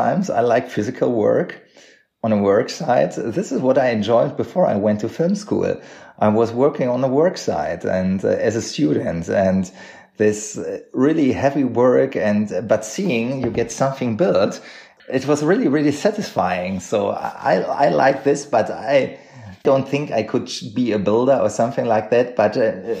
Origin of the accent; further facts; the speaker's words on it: Unna, North Rhine-Westphalia, Germany; English is a second language; also born or lived in Berlin / Cologne; now in Munich, Germany; my hometown Unna, where I grew up